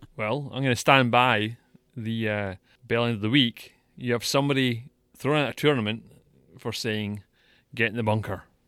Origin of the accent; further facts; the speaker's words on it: Scotland, United Kingdom; I'm Scottish